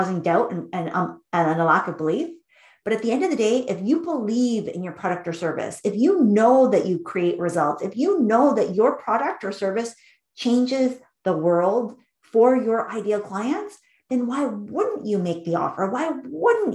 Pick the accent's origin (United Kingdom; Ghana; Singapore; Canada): Canada; Vancouver, British Columbia; I grew up in Vancouver, British Columbia, which is a city in Canada.